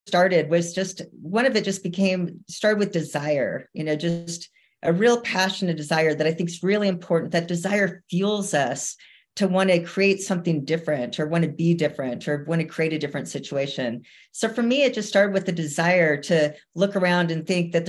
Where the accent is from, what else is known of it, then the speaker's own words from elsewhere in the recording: Camp Verde, Arizona, United States; now in Park City, United States; I grew up in a teeny tiny town in the middle of Arizona called Camp Verde